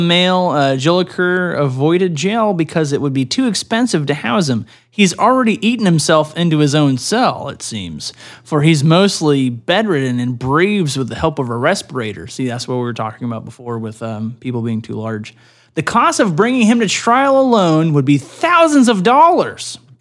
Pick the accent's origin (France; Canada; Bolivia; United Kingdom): Canada; I'm a Canadian